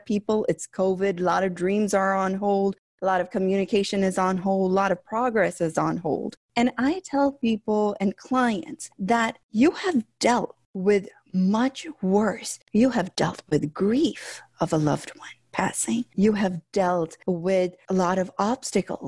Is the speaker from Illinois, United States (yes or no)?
yes; Chicago, Illinois, United States; I grew up here in Chicago